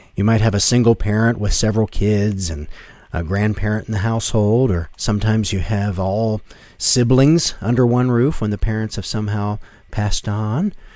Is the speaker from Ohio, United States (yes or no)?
yes; Westerville, Ohio, United States; I grew up in Westerville, Ohio, back in the seventies, as an only child